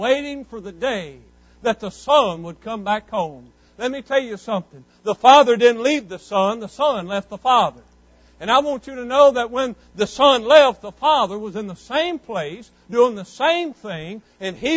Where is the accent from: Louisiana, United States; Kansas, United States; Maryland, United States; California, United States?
Louisiana, United States; West Monroe; growing up in West Monroe, Louisiana, 16, 17, 18 years old